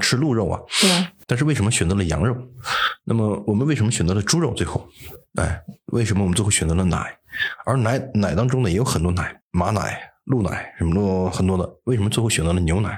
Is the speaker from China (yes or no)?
yes; China; 我们中国人可以吃，但是不能吃多